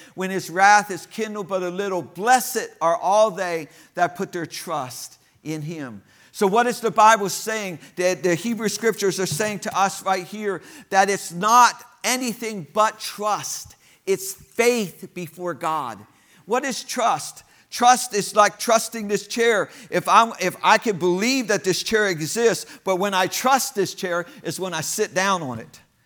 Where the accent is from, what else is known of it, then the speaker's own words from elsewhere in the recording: United States; I'm American, so I just know one language